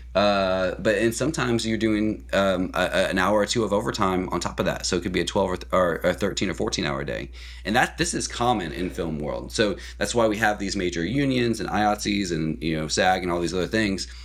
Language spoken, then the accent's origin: English; Columbia, Missouri, United States; moved away as an adult; now in Oklahoma, United States; I'm actually from Missouri originally, in Columbia, Missouri area.